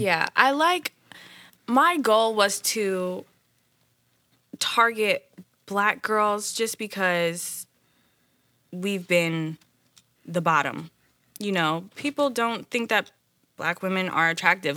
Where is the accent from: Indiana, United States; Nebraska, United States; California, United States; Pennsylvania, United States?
Indiana, United States; Indianapolis; now in Los Angeles, United States; I'm from Indianapolis, Indiana